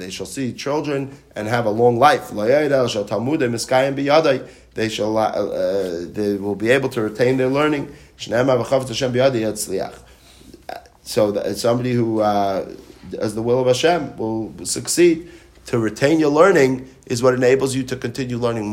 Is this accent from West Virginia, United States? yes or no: no; New York City, New York, United States; now in Hollywood, Florida, United States; I grew up in New York City